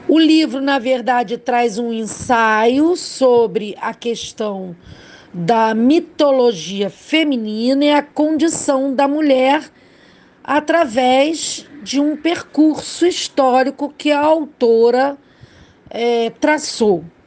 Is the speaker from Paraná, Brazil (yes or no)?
no; Rio de Janeiro, Brazil; Falo do Rio de Janeiro, sou carioca